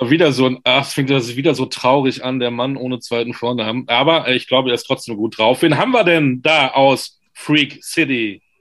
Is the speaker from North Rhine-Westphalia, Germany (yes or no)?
yes; Leverkusen, North Rhine-Westphalia, Germany; also born or lived in New York; now in Bamberg, Germany; Aber du bist gebürtiger Leverkusener. Yes, sir. Aus genau. dem Rheinland, ja.